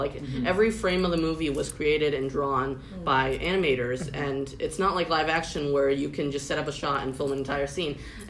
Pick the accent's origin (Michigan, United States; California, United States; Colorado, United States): California, United States; I was also born in California, but my parents are from Taiwan.